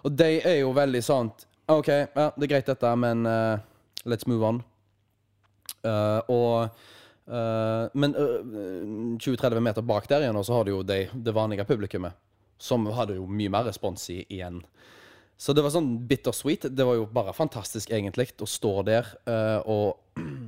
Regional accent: Haugesund, Rogaland, Norway; her hjemme i Haugesund

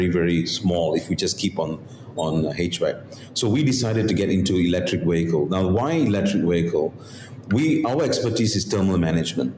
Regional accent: Malaysia; moved away as an adult; also born or lived in Korea; I'm a Malaysian

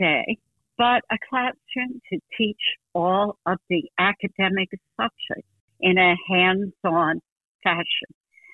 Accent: New Jersey, United States; moved away; I grew up in New Jersey in the 50s

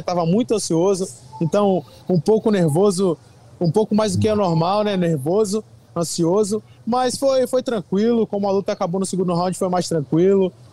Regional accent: Brazil; na minha terra, onde eu recebo a maior parte do, do carinho do público brasileiro, onde eu convivo, onde eu moro

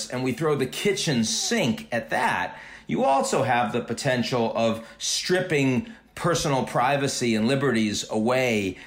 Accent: United States; since I'm an American

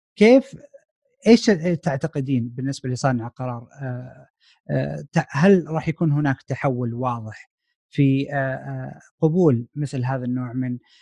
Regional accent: Saudi Arabia; moved away as an adult; now in United States; احنا كطلاب سعوديين هنا في امريكا

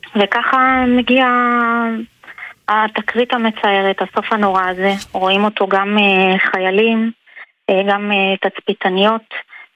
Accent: Ashkelon, Southern District, Israel; גדלתי באשקלון, גם אני בשכונת עתיקות

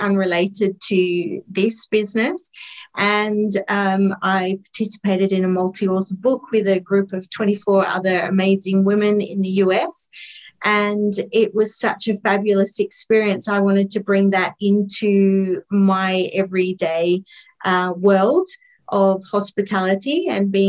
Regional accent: Australia; also born or lived in Tetbury, Cotswolds, United Kingdom; now in United Kingdom; I am also an Aussie, but I'm living in the UK, so I'm on the other side of the world where I'm from

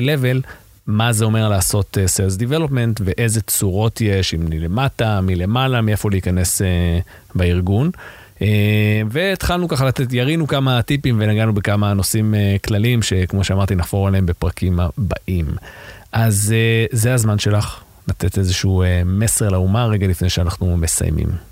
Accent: Israel; אנחנו כישראלים

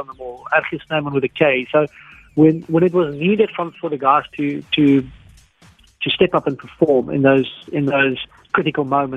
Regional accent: South Africa

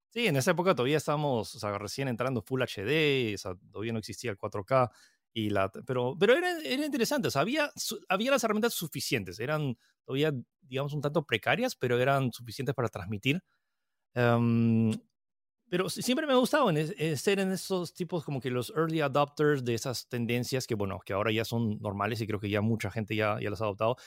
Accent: Peru; also born or lived in United States / France; soy chino-francés que nació en Estados Unidos, que vive en Perú. Eh, nací en el 88, lo cual significa que acabo de cumplir 33 años y estoy, eh, viví, eh, o sea, viví un año en Estados Unidos, pero luego me, mudé a Francia y llegué a Perú cuando tenía siete.

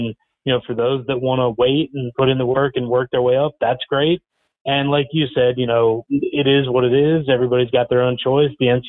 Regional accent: Pennsylvania, United States; now in Statesboro, United States; I'm from the Great White North. I lived most of my life in Pennsylvania as a kid

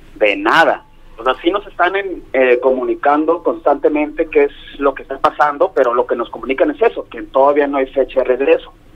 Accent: Mexico; moved away as an adult; also born or lived in near Marseille, France; somos 10 mexicanos

